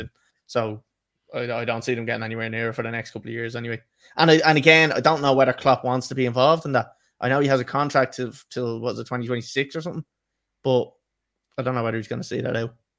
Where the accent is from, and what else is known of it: Ireland